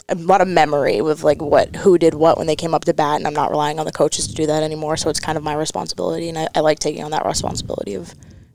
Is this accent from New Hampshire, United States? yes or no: yes; Nashua, New Hampshire, United States; I'm from Nashville, New Hampshire.